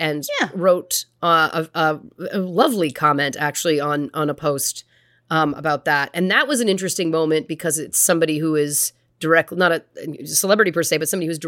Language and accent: English; Canada; it was Paul Bernardo and Carla Homolka growing up in Canada.